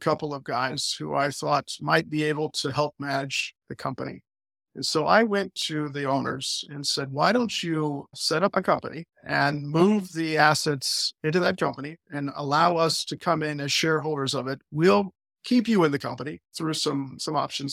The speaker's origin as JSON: {"language": "English", "region": "Ohio", "country": "United States", "moved": "as an adult", "lives_now": "Albania", "said": "I'm from Ohio. I'm American. I'm actually not Albanian"}